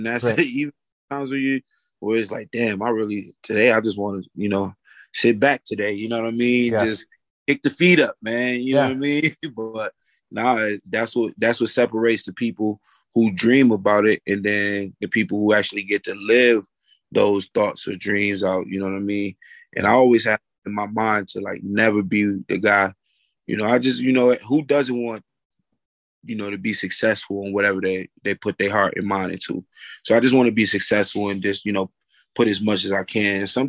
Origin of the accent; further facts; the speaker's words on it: New York, United States; also born or lived in Detroit, Michigan; I was born in Michigan, Detroit, Michigan, and moved to upstate New York when I was a kid. And then been back and forth, you know, throughout the years.